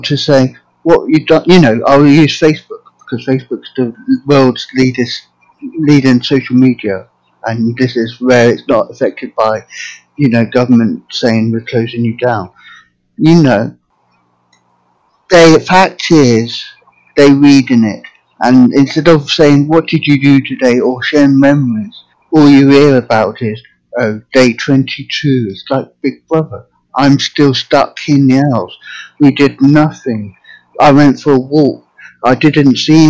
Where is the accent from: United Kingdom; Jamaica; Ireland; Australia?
United Kingdom; England; now in United States; I'm from England originally, but now living in America.